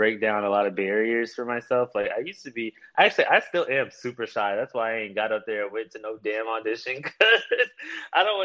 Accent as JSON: {"language": "English", "town": "Baton Rouge", "region": "Louisiana", "country": "United States", "said": "I am actually from Baton Rouge"}